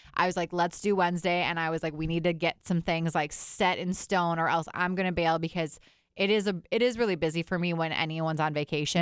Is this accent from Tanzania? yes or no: no; Fond du Lac, Wisconsin, United States; now in Minneapolis, United States; I grew up in Fond du Lac, Wisconsin, which is basically like its own town.